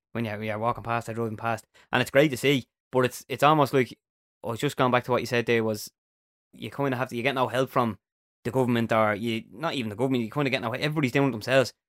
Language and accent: English; Dublin, Leinster, Ireland